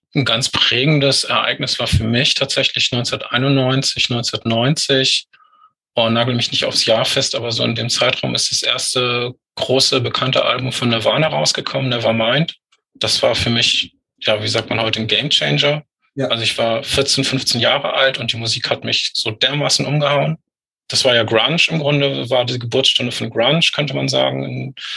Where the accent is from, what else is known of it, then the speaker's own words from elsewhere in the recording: Lüneburg Heath, Lower Saxony, Germany; Ich bin in der Lüneburger Heide groß geworden.